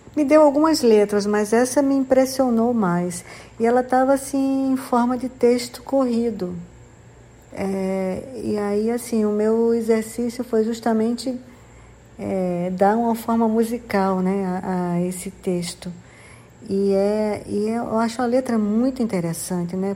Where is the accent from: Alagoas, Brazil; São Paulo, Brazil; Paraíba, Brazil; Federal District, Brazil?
Paraíba, Brazil; João Pessoa; moved away as an adult; also born or lived in Rio de Janeiro; voltando a, morar em João Pessoa, que é a minha cidade, onde eu nasci e cresci